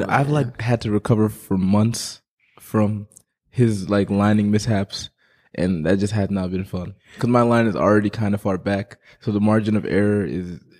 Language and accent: English; Memphis, Tennessee, United States; also born or lived in Gambia; Gambia, West Africa. Mm. When'd you move here? When I was two, two to Memphis, Tennessee.